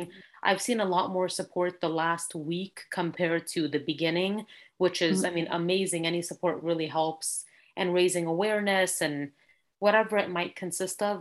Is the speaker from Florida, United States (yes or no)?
no; California, United States; I was born and raised here in California